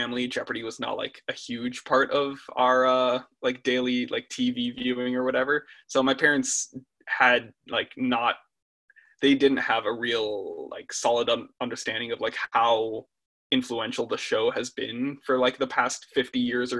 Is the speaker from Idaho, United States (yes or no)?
no; Eden Prairie, Minnesota, United States; I'm 19. I'm from Eden Prairie, Minnesota.